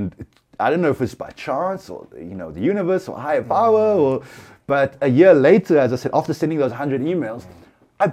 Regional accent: Cape Town, Western Cape, South Africa; I'm a photographer from Cape Town

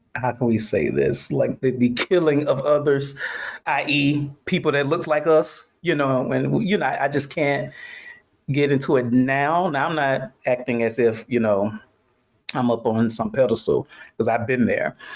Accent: Atlanta, Georgia, United States; I'm from Atlanta

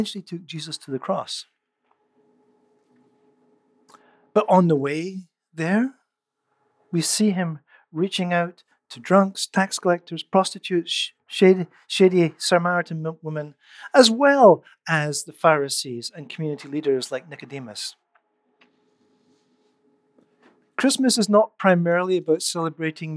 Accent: Scotland, United Kingdom; moved away as an adult; also born or lived in Netherlands; now in Canada; I grew up in Scotland. I became a believer when I was 17. I moved to the Netherlands when I was 21, but it wasn't until I moved to Canada at the age of 26

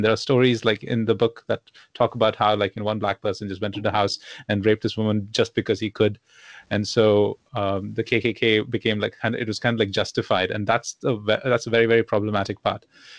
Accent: the South, United States; these are Confederate leaders from my hometown, and we grew up with this narrative that the South is awesome, but we lost with pride and stuff.

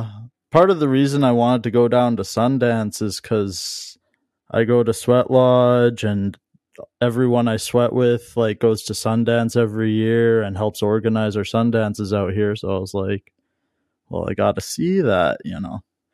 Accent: Vancouver, British Columbia, Canada; I'm from the Vancouver area, like born and raised.

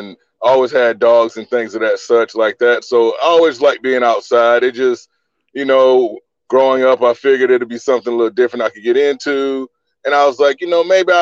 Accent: Orangeburg, South Carolina, United States; moved away as an adult; also born or lived in Columbia, South Carolina / Decatur, Georgia; I was born and raised in South Carolina, Orangeburg originally, and I moved to Columbia in about 2001

